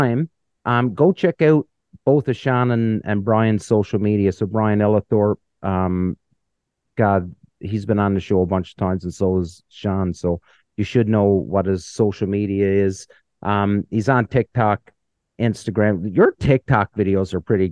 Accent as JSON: {"language": "English", "country": "Canada", "said": "I'm Canadian"}